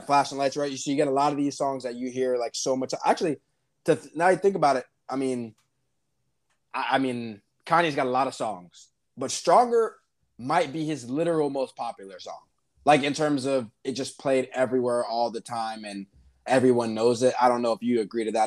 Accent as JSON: {"language": "English", "town": "Miami", "region": "Florida", "country": "United States", "said": "I'm from Miami"}